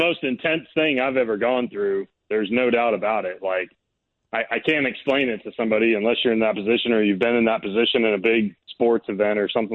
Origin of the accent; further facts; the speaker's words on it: California, United States; we're around the same age and growing up in California